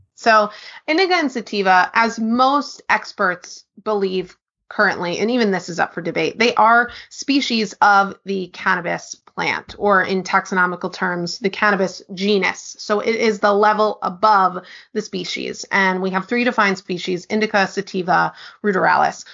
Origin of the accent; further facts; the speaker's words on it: New York, United States; now in Portland, United States; I am originally from New York, based in Portland, Oregon